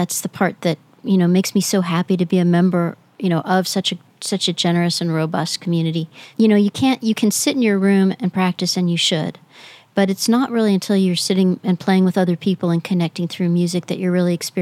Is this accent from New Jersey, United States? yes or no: no; La Jolla, California, United States; moved away; also born or lived in San Diego; I'm from La Jolla, California, originally